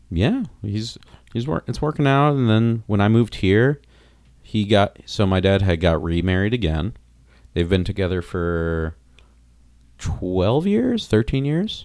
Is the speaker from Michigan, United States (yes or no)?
no; South Florida, United States; also born or lived in New York City / Long Island / Wayne, New Jersey; now in Chicago, United States; I grew up in Florida, and, like, my area in Florida was, like, bad beatdown hardcore